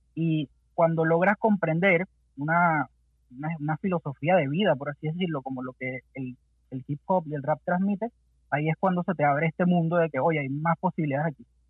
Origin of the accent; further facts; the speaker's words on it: Venezuela; moved away as an adult; now in Santiago, Chile; crecimos haciendo música allá en Venezuela